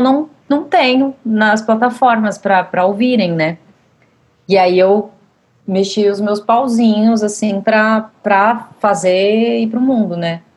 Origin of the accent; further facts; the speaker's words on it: Santos, São Paulo, Brazil; now in São Paulo, Brazil; eu moro em São Paulo desde 2005, eu sou de Santos.